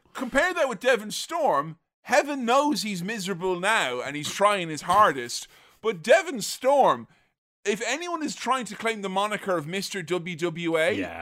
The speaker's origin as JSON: {"language": "English", "town": "Galway", "region": "Connacht", "country": "Ireland", "tie": "born or raised there", "said": "my hometown of Galway"}